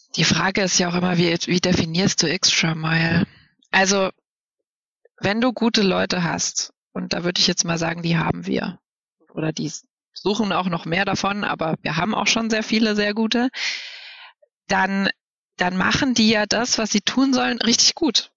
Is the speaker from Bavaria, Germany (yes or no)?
yes; Bamberg, Bavaria, Germany; now in Berlin, Germany; Ich war, bin ja in Bayern geboren und in Bayern aufgewachsen